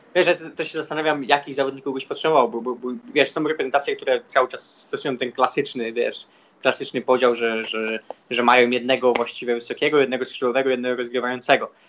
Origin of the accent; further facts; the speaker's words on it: Poland; moved away; jestem z Polski